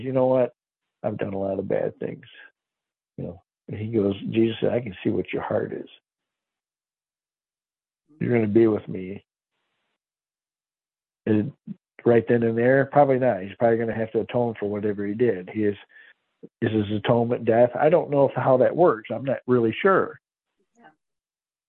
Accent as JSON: {"language": "English", "area": "by Lake Erie", "region": "Michigan", "country": "United States", "tie": "born or raised there", "moved": "yes", "lives_now": "Ozarks, United States", "said": "I grew up in Michigan by Lake Erie"}